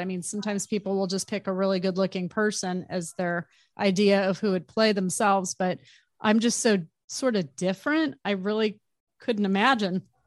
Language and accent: English; Arizona, United States; I grew up in Arizona